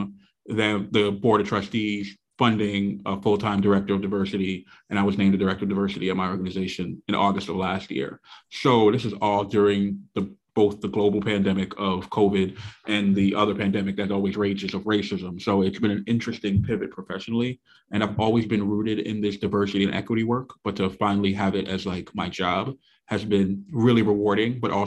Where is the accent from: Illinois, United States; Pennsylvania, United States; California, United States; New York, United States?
New York, United States; New York City; born and raised in Brooklyn, New York, still reside in the same neighborhood that I was born in. So I'm in Flatbush